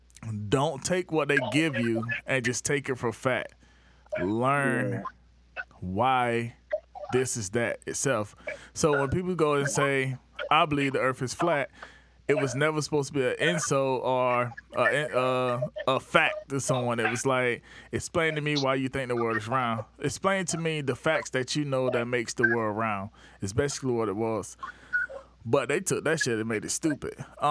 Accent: the South, United States; One, we're from the South, and we have this Southern whatever.

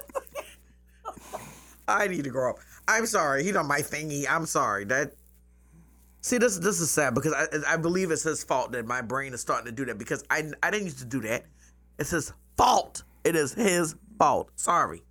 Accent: Charleston, South Carolina, United States; I'm from here, from Charleston. I grew up on James Island.

